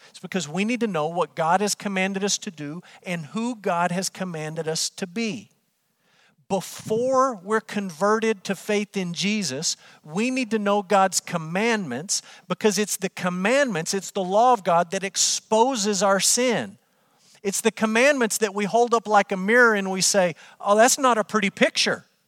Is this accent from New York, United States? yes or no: no; Amarillo, Texas, United States; moved away as an adult; also born or lived in Kentucky; I grew up in Amarillo, Texas. I lived there my entire life until Brooke and I moved to Kentucky so that I could go to seminary.